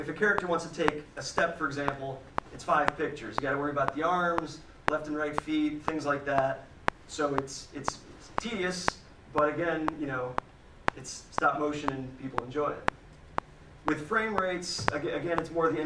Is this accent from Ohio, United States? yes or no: yes; Parkman, Ohio, United States; Born and raised in Parkman, Ohio, so I really haven't, you know, traveled that far